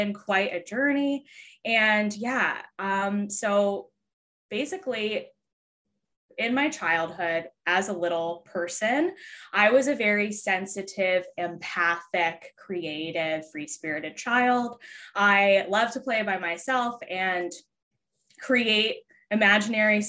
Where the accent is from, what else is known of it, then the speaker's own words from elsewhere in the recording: Philadelphia, Pennsylvania, United States; I am from Philadelphia, Pennsylvania.